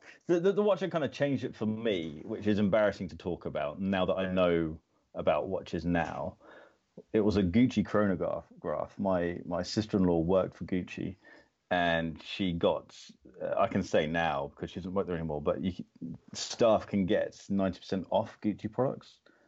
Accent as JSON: {"language": "English", "region": "Florida", "country": "United States", "tie": "born or raised there", "said": "I grew up in America, in Florida."}